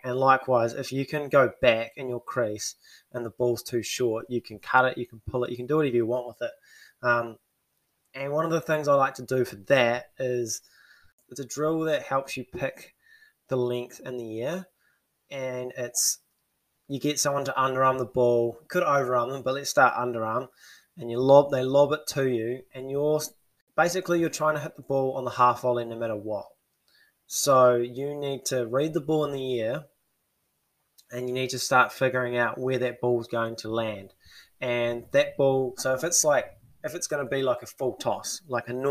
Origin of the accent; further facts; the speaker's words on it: New Zealand; as a Kiwi